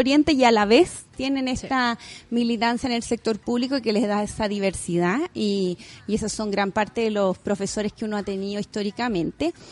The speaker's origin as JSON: {"language": "Spanish", "country": "Chile", "said": "como mujer, como chilena"}